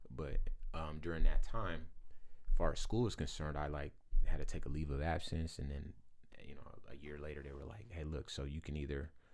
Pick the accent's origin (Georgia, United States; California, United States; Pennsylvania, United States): California, United States; Compton; I am from Compton